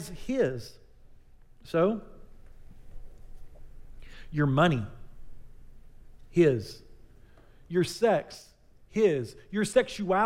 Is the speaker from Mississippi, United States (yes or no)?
no; Texas, United States; We're Texans